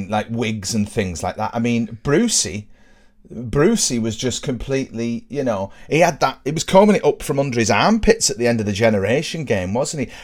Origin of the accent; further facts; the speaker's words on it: near Burtonwood, North West England, United Kingdom; where I grew up, Burton Wood was sort of, you know, a big deal